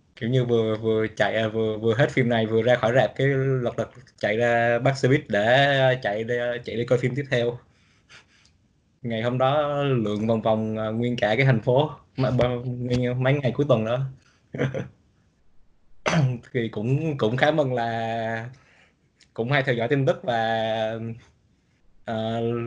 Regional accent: Lâm Đồng, Vietnam; moved away as an adult; now in United States; quê mình ở Lâm Đồng

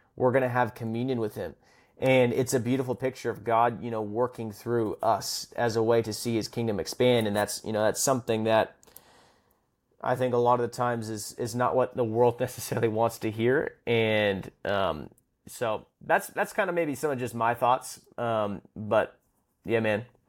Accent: Vancouver, British Columbia, Canada; I'm from the West Coast, which Vancouver

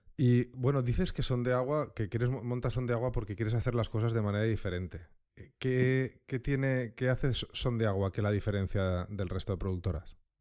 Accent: Valencia, Valencian Community, Spain; ahora está en mi tierra, en Valencia

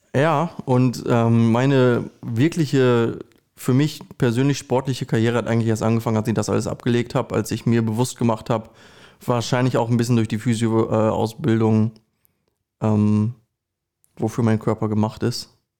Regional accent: Recke, North Rhine-Westphalia, Germany; moved away as an adult; also born or lived in Ibbenbüren; now in Osnabrück, Germany; ich bin ge geboren in Üppenbüren, aufgewachsen in Recke und wohne seit mittlerweile, ich glaube, sechs oder sieben Jahren in Osnabrück

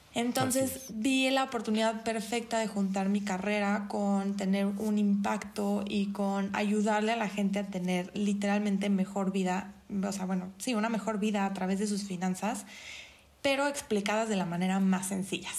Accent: Mexico; otra gran área de oportunidad como mexicanos

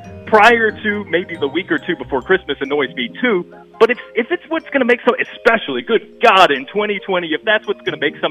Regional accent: Virginia, United States; I grew up in Virginia.

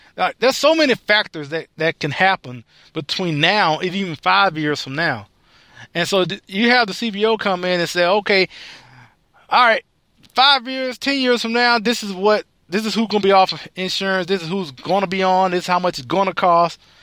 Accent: United States; I, as an American

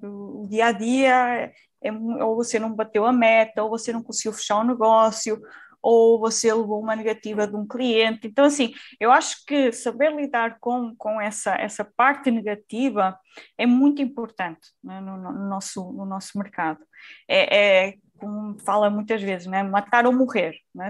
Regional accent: Portugal; accent: Portuguese; Eu atualmente vivo em, em, Portugal, como já devem ter notado também pelo meu sotaque, eu sou, sou de Portugal

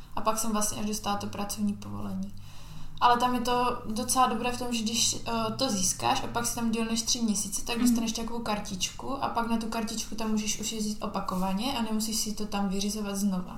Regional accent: Czechia; also born or lived in Spain

